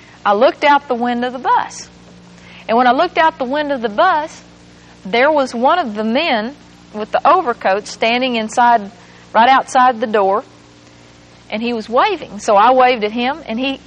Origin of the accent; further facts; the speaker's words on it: England, Arkansas, United States; moved away; That's where my hometown is.